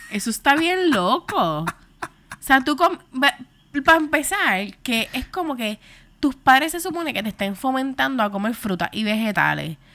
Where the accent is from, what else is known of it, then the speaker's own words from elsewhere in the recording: Carolina, Puerto Rico; y yo me crié en Carolina.